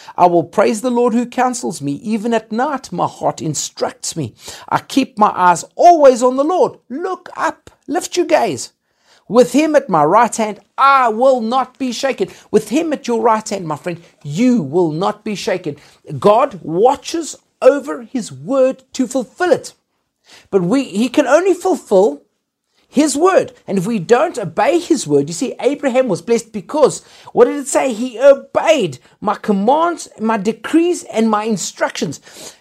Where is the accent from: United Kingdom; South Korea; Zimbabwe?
Zimbabwe; now in Johannesburg, South Africa; I was born in Zimbabwe